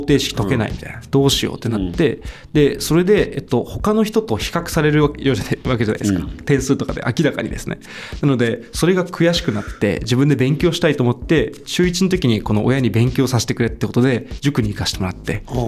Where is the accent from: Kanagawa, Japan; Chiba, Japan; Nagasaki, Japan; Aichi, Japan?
Chiba, Japan; Urayasu; also born or lived in Boulder, Colorado; 千葉の浦安ですね